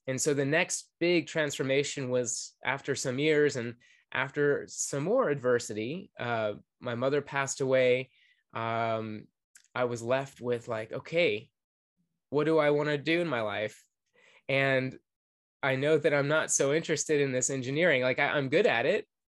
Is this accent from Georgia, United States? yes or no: yes; Atlanta, Georgia, United States; I grew up in Atlanta, Georgia